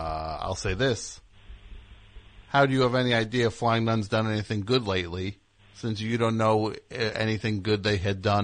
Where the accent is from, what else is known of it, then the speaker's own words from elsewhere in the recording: United States; I'm from America.